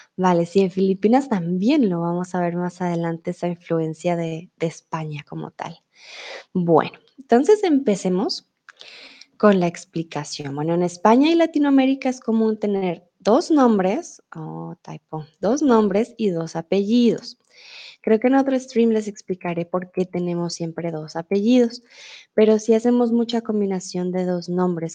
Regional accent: Colombia; also born or lived in Germany; now in Mexico; yo soy tutora de español aquí en Chatterbox y soy de Colombia.

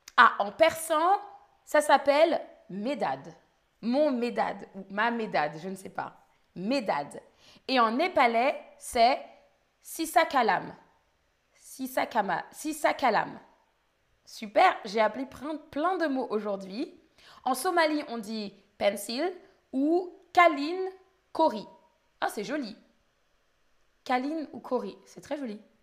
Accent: Île-de-France, France; Je viens d'Île-de-France, d'où je viens.

